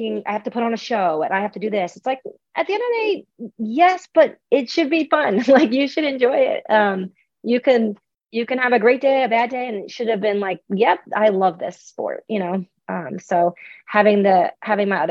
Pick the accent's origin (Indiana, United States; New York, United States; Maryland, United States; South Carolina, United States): New York, United States; Long Island; I am a New Yorker. I grew up on Long Island